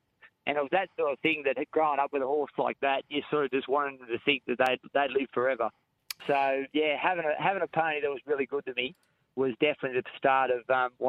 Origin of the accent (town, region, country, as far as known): Narrabri, New South Wales, Australia; born or raised there; also born or lived in Tamworth, Australia